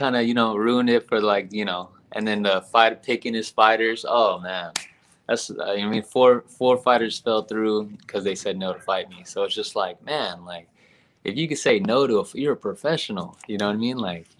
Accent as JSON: {"language": "English", "country": "Philippines", "said": "Since I'm Filipino, man, I had to go with Pacquiao"}